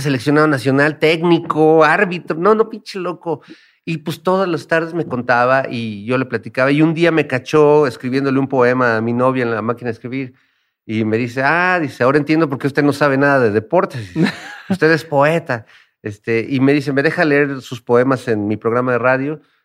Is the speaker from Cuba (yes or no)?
no; Mexico City, Mexico; todo lo que hemos vivido también como mexicanos y como habitantes de la Ciudad de México